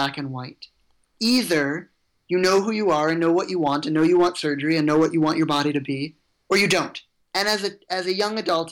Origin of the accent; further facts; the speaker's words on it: Evanston, Illinois, United States; I grew up in Evanston, just north of Chicago